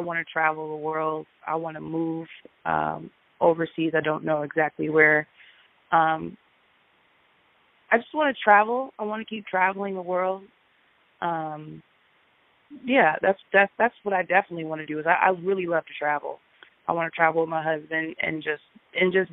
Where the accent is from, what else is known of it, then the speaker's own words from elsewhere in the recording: Peoria, Illinois, United States; from Peoria, Illinois